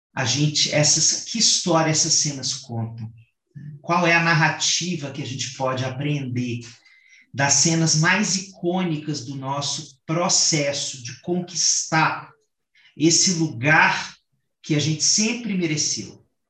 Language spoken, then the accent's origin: Portuguese; Sertão of Minas Gerais, Brazil; eu venho de uma família sertaneja, né, e que é, tem uma característica no sertão pelo menos no sertão mineiro, de onde eu venho